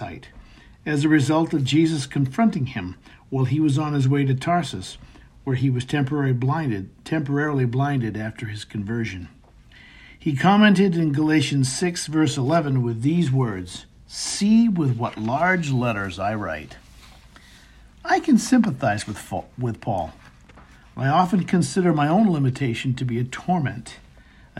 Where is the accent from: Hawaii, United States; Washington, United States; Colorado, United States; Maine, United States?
Maine, United States; our home where I grew up in Maine